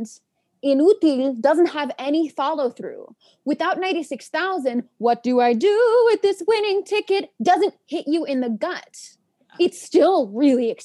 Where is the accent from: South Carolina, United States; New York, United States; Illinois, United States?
New York, United States; New York City; I was born and raised in Washington Heights. My parents live in the same apartment that they've lived in since the 80s